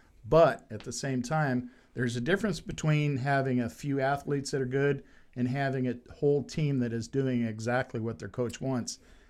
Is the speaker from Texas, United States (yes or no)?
no; Louisville, Kentucky, United States; I'm from Louisville, Kentucky, so I am a fan of Lamar Jackson.